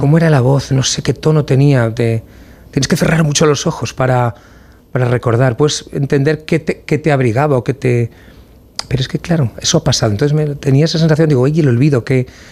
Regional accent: Valencian Community, Spain; como valenciano

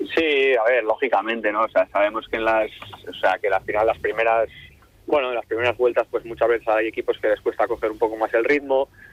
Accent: San Sebastián, Basque Country, Spain; now in Santander, Spain; soy de Donosti

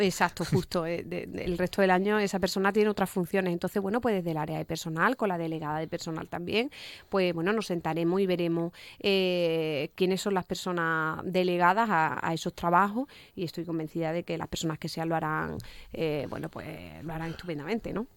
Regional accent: Cádiz, Andalusia, Spain

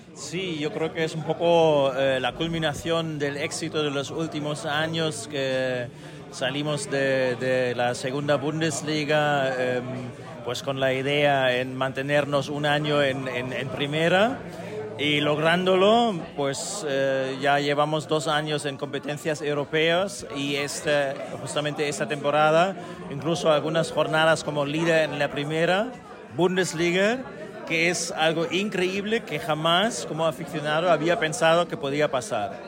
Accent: Germany; el equipo de mi pueblo, de las afueras de, de Berlín

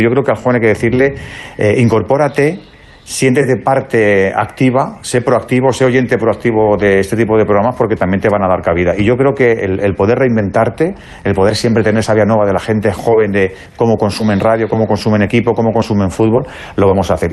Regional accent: Madrid, Community of Madrid, Spain; soy de Madrid, soy vallecano, vivo en Vallecas

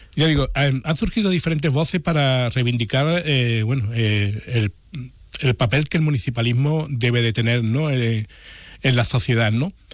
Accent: Jerez de la Frontera, Andalusia, Spain; nuestra ciudad

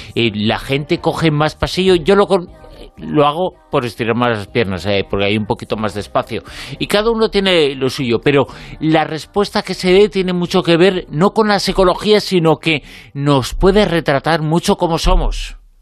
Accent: Galicia, Spain; soy gallego

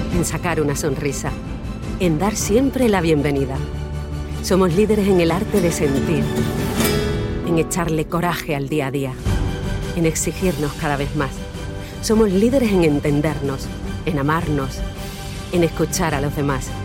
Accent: Andalusia, Spain; moved away; also born or lived in Madrid; yo tengo el corazón andaluz, porque yo me he criado ahí en, en Andalucía, aunque soy de Madrid, pero yo me he criado ahí.

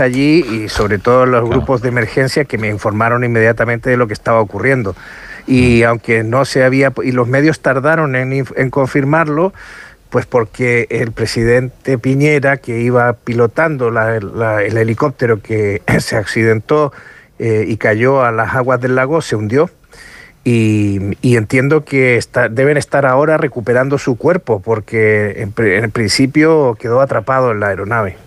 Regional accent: Los Lagos, Chile; en la región de los lagos, de donde yo soy originario

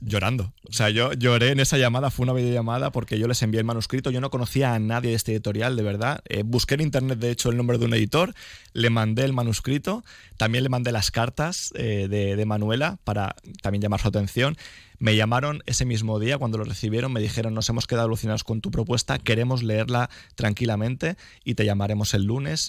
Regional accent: Nueva, Valencian Community, Spain; also born or lived in Elche; mañana voy a estar en Nueva, que es mi pueblo

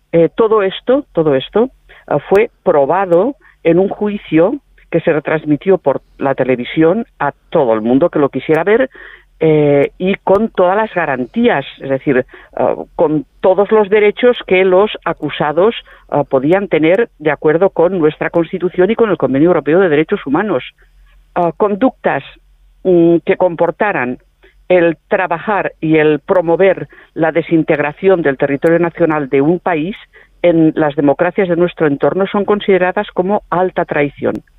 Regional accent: Catalonia, Spain; los catalanes

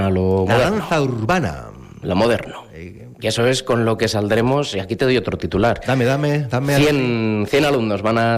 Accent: Saldaña, Castile and León, Spain; moved away as an adult; now in Aguilar de Campoo, Spain; yo soy natural de Saldaña.

